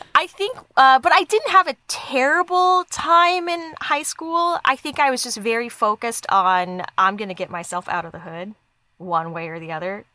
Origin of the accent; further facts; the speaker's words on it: Dallas, Texas, United States; I grew up in Dallas, Dallas